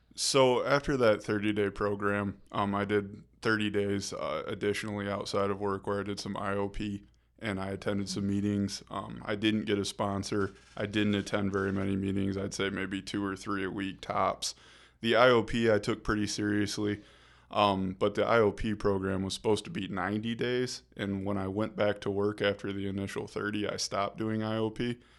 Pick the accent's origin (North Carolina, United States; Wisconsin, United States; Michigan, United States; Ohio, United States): Michigan, United States; rural town outside of Kalamazoo; moved away as an adult; now in Grand Rapids, United States; I grew up in a small rural town outside of Kalamazoo